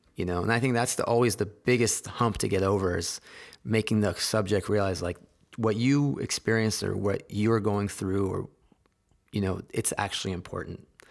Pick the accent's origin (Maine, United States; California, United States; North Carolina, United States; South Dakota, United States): California, United States; San Jose; I grew up in Silicon Valley